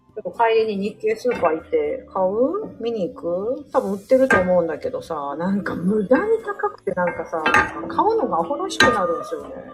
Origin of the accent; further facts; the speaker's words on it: Osaka, Japan; 私、大阪出身なんですけど